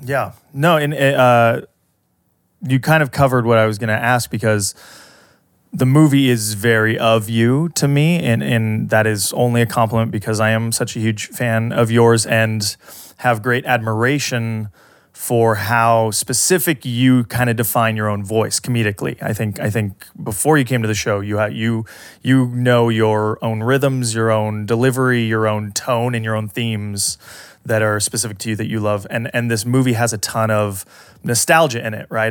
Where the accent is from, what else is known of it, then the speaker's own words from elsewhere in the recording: Southern California, United States; growing up in Southern California